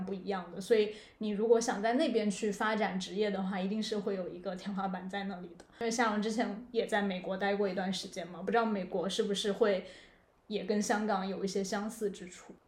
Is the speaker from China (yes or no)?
yes; China; now in Hong Kong; 我来自的地方，说实话就是可能中国一个三线城市，然后我来的地方可能又是这个三线城市里面一个比较小的地方